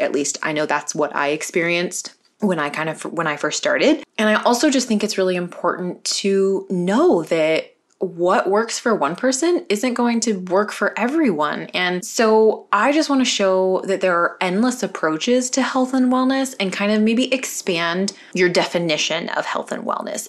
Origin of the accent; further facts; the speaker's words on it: California, United States; also born or lived in North Carolina; I was originally born in North Carolina. My parents and my two sisters and I, we moved to California when I was eight years old